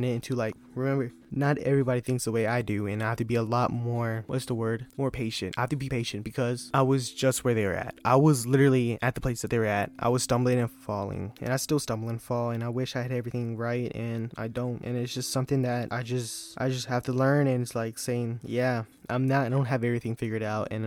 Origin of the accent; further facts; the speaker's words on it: United States; it's a small country town, and it's Franklin County